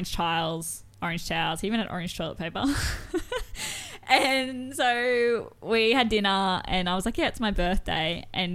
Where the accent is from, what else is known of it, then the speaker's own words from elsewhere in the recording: Gympie, Queensland, Australia; I'm from Gympie, and so my local dentist, River Dental